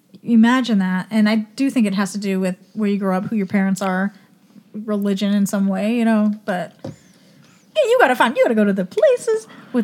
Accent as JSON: {"language": "English", "town": "Sacramento", "region": "California", "country": "United States", "tie": "born or raised there", "said": "I grew up in Sacramento's pretty diverse area."}